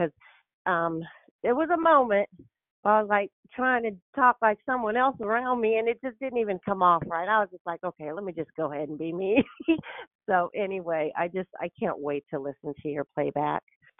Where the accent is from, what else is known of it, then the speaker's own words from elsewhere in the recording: Richmond, Virginia, United States; And, you know, I'm from Richmond originally, and we talk about it on the call.